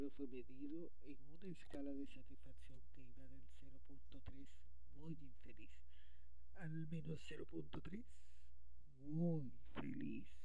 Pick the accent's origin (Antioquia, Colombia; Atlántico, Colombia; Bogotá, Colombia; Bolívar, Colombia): Atlántico, Colombia; Barranquilla; desde Barranquilla, Colombia.